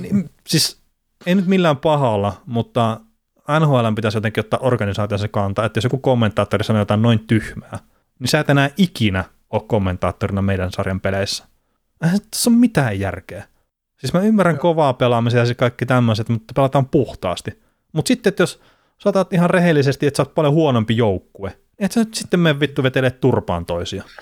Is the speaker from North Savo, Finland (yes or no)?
yes; Varkaus, North Savo, Finland; mä oon Varkaudesta itse kotoisin